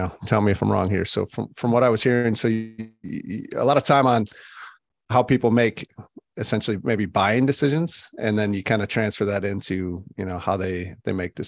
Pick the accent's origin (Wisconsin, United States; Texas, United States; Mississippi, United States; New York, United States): Wisconsin, United States; I grew up in Wisconsin, where Green Bay's from